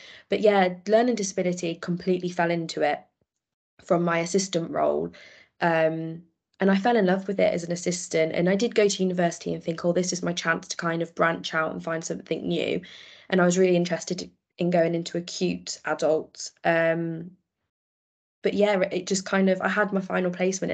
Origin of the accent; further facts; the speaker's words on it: Worcestershire, West Midlands, United Kingdom; also born or lived in Sheffield; I came home because I'm from Worcestershire